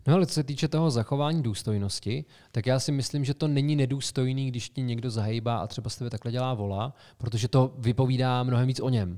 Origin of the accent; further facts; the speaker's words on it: Karlovy Vary Region, Czechia; Cheb leží v Karlovarském kraji, odkud pocházíme